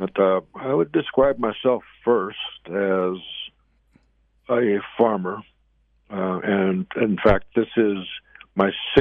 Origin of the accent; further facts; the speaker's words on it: Zuni, New Mexico, United States; I'm here on the Zuni Reservation, my hometown